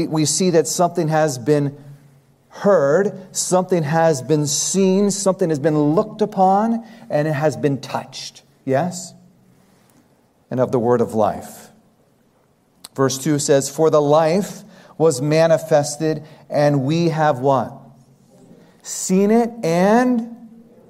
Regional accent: United States; being raised in the United States

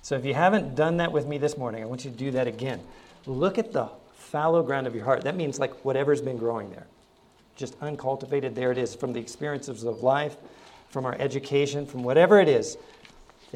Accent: Ohio, United States; also born or lived in Hawaii; now in Arkansas, United States; I grew up in Ohio

